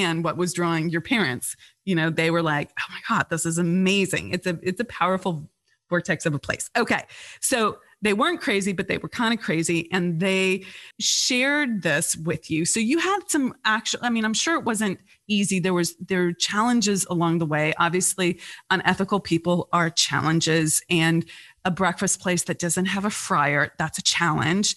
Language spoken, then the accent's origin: English; California, United States; I grew up in California